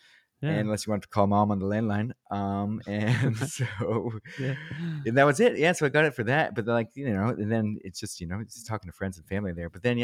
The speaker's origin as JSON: {"language": "English", "region": "New England", "country": "United States", "tie": "born or raised there", "moved": "yes", "lives_now": "Los Angeles, United States", "said": "I grew up in New England"}